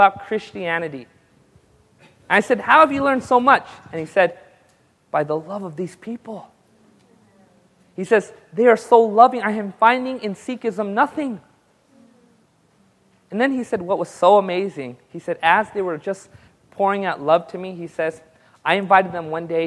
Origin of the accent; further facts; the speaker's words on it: United States; I was born in the United States